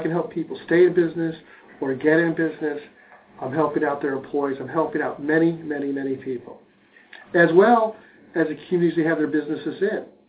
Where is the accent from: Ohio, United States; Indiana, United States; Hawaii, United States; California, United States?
Ohio, United States; Cincinnati; also born or lived in Connecticut; Grew up in Cincinnati. My parents are from Brooklyn.